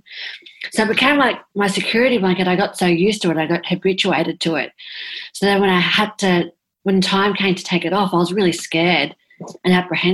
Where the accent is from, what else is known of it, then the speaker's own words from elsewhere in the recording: South Coast, New South Wales, Australia; where I live on the South Coast